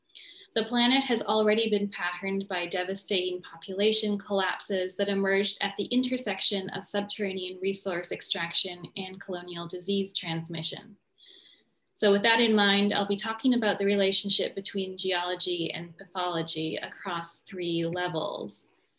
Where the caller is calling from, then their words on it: New Jersey, United States; I'm joining today from New Jersey, from Rutgers University, which is situated on the traditional Lenape territory.